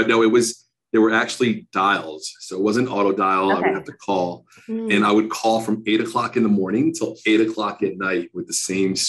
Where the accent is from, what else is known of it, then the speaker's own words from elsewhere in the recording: Villa Park, Illinois, United States; also born or lived in Florida; So I actually grew up in the suburbs of Chicago. Are you familiar with Villa Park?